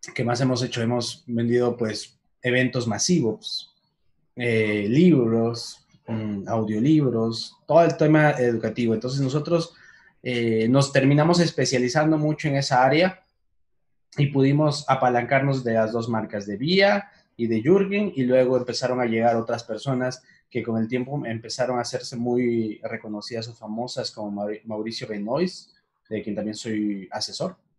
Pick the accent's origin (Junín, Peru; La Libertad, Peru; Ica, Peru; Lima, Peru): Junín, Peru; Huancayo; moved away as an adult; now in Medellín, Colombia; soy peruano, nací en Huancayo